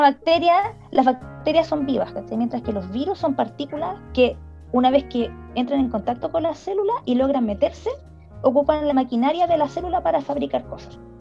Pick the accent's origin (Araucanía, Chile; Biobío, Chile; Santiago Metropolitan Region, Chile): Biobío, Chile; Talcahuano; also born or lived in Chillán; yo nací en Chillán, pero me fui chiquita para Talcahuano